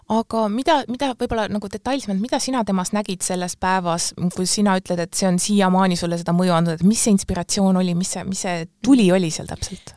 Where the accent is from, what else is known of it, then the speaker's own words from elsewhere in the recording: Pärnu, Pärnu County, Estonia; mina ise olen pärnakas